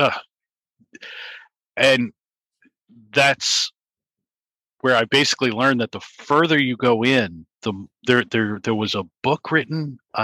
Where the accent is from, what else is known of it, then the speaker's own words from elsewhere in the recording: Richmond, Virginia, United States; I grew up in Richmond, Virginia